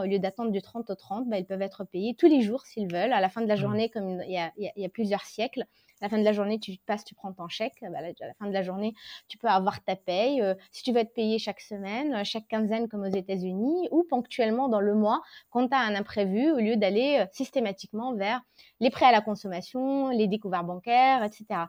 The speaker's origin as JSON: {"language": "French", "country": "Tunisia", "tie": "born or raised there", "moved": "as an adult", "lives_now": "France", "said": "Je suis tunisienne, euh, donc j'ai vécu la majorité de ma vie là-bas."}